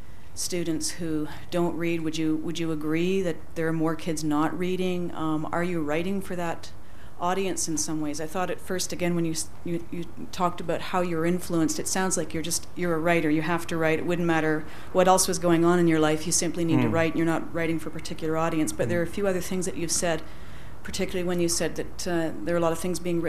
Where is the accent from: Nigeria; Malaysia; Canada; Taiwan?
Canada; moved away as an adult; now in Ireland; I'm a teacher from Canada, living in Ireland right now on a well-deserved sabbatical